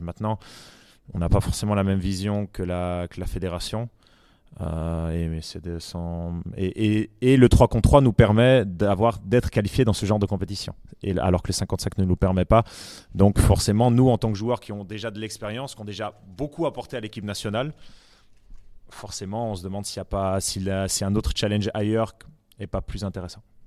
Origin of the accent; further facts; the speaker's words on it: Switzerland; on est très suisse, quand on est suisse